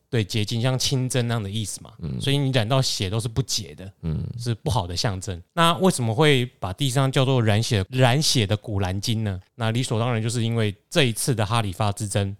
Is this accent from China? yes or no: no; Taiwan; 身为台湾人